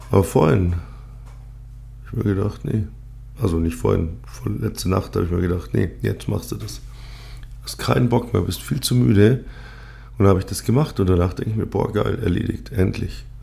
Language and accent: German; Bavaria, Germany; accent: Upper Bavarian; Ähm, ich bin zweisprachig aufgewachsen, also äh, bayerisch und Gut, ähm, aus meiner Sicht spreche ich ein passables Hochdeutsch.